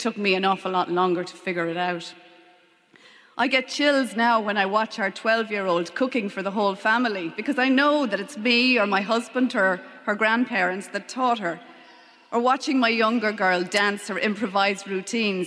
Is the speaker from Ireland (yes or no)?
yes; Leitrim, Connacht, Ireland; also born or lived in London / Longford; I was born in London, grew up in Leitrim, and went to boarding school in Newtown Forbes in Longford